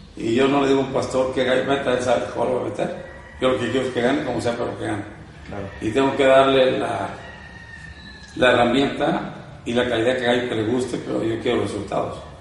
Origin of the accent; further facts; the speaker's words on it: Jaripo, Michoacán, Mexico; soy de un pueblo pequeño, eh, se llama Jaripo. ¿Jaripo? Perteneciente a Jiquipo, Michoacán. Michoacano, mucho orgulloso.